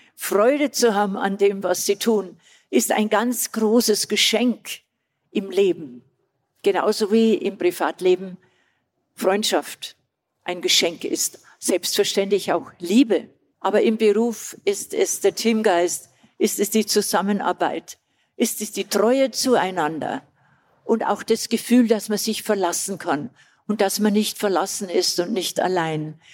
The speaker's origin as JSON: {"language": "German", "region": "Old Bavaria", "country": "Germany", "accent": "Bavarian", "said": "Schon sehr südlich und bin eine Altbayerin, wie man unschwer hört so wie ich spreche."}